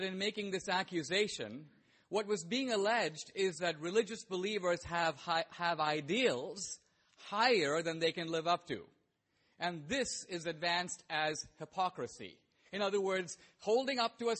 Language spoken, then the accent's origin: English; India; I was born in India